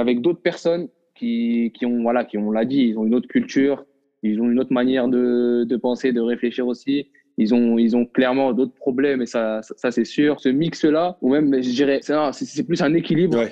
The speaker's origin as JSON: {"language": "French", "country": "Morocco", "tie": "born or raised there", "moved": "as an adult", "lives_now": "France", "said": "je suis un Marocain qui j'ai vécu pendant 18 ans au Maroc, je suis né au Maroc, j'ai grandi au Maroc"}